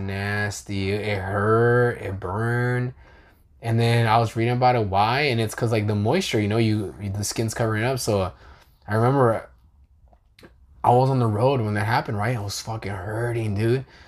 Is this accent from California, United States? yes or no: yes; California, United States; I'm from California